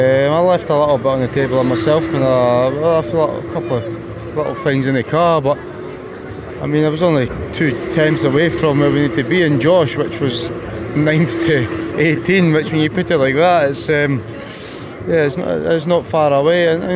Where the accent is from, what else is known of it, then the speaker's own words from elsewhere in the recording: Scotland, United Kingdom; I'm Scottish.